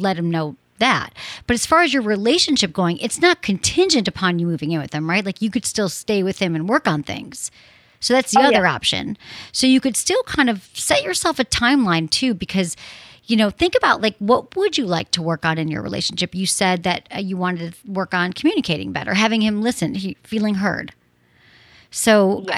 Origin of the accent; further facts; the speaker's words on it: Michigan, United States; I'm from Michigan